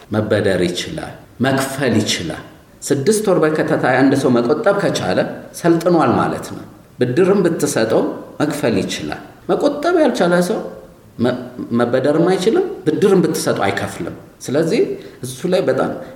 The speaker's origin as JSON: {"language": "Amharic", "country": "Ethiopia", "said": "ጥሩ ኢትዮጵያዊ ነኝ"}